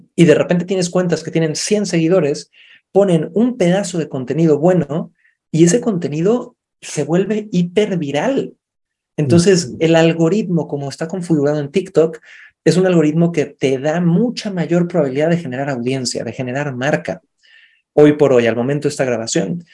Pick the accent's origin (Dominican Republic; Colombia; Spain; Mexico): Mexico; Cancún, Quintana Roo; moved away; also born or lived in Santiago, Chile; nací en Cancún